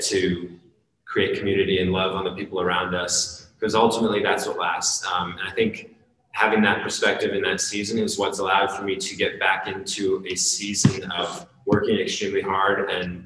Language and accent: English; Encinitas, California, United States; my hometown of Encinitas, California, I live right on the ocean